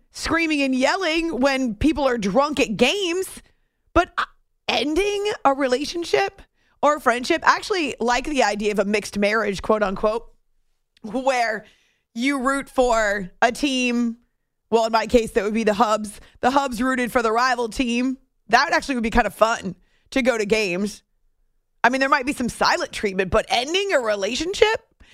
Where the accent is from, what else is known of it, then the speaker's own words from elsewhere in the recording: New England, United States; also born or lived in Syracuse; now in New York City area, United States; I grew up in New England